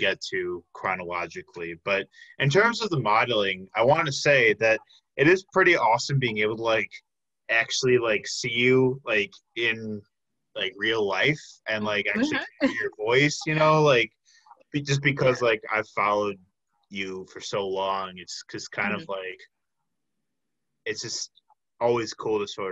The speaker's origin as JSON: {"language": "English", "town": "Chicago", "region": "Illinois", "country": "United States", "tie": "born or raised there", "moved": "as an adult", "lives_now": "Milwaukee, United States", "said": "I'm from the south suburbs of Chicago, born and raised"}